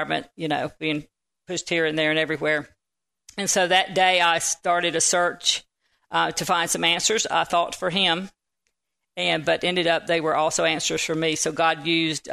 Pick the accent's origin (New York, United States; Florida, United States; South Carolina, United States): Florida, United States; Panama City; I'm from the Panama City area in Florida